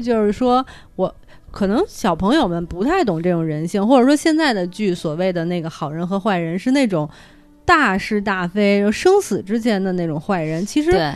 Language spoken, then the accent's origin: Chinese; Beijing, China; 我们北京人心里